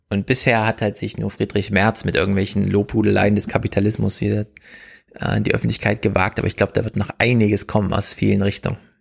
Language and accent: German; Germany; wir in Deutschland